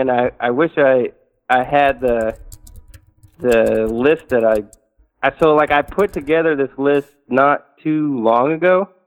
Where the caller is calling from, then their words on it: Northeast, United States; I'm calling from the Northeast.